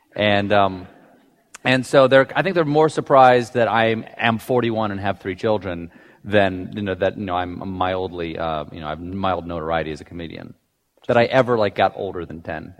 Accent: James Island, South Carolina, United States; moved away; I grew up on James Island, South Carolina

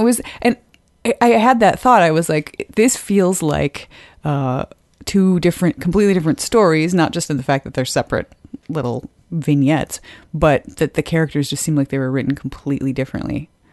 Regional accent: Wisconsin, United States; now in Edmonton, Canada; I'm from Wisconsin and now Edmonton

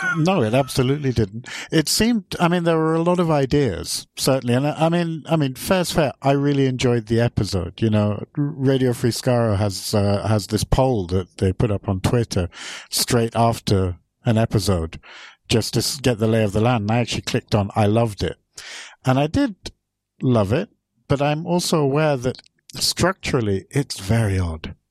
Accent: England, United Kingdom; now in Sweden; I'm not originally Swedish. I'm actually English

